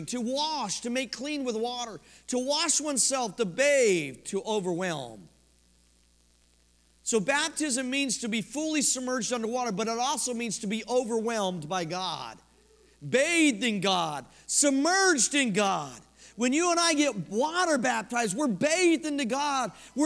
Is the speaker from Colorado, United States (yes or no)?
yes; Colorado, United States; I grew up in Colorado